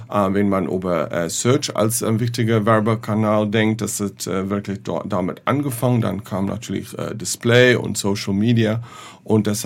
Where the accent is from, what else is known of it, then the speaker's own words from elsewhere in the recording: South Africa; German is a second language; ich hoffe, dass deine Hörer ähm, nicht mein Deutsch äh, zu übel nehmen. Äh, ich bin Südafrikanisch